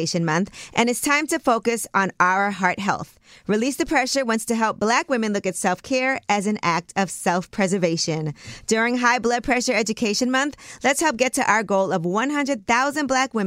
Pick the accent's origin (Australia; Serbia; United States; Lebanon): United States; New York City, New York; I am from Brooklyn.